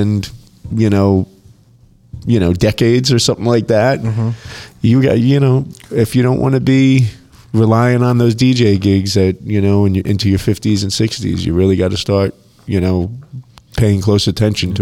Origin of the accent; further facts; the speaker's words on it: New Jersey, United States; now in Las Vegas, United States; my home state